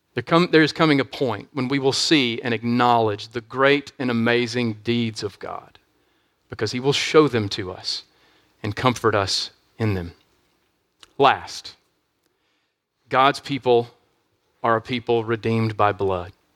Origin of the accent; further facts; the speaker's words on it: United States; we are facing unique trials at this particular time as American Christians